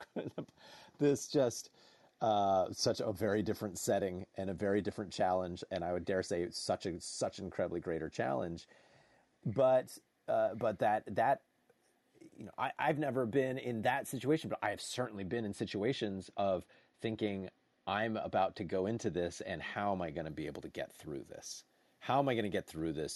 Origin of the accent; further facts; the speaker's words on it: New Jersey, United States; I grew up in New Jersey